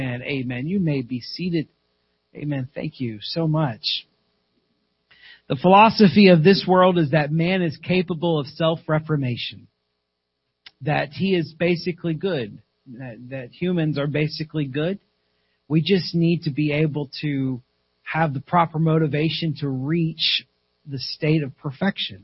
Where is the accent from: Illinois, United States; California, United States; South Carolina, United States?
South Carolina, United States; My wife and I was raised in South Carolina.